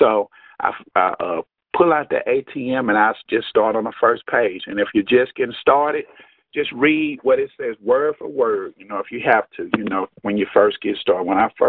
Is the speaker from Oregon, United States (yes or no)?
no; Jackson, Mississippi, United States; I am from Jackson, Mississippi.